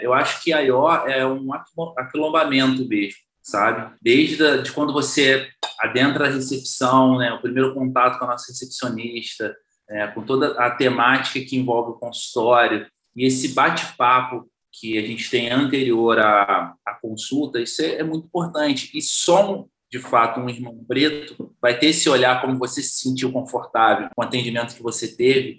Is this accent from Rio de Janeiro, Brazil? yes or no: yes; Valença, Rio de Janeiro, Brazil; sou natural de Valença, interior do Rio de Janeiro